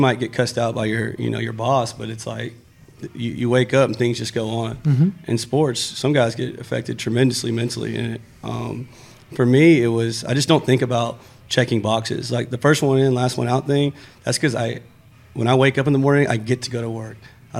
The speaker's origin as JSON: {"language": "English", "town": "Brownwood", "region": "Texas", "country": "United States", "tie": "born or raised there", "said": "Brownwood, Texas."}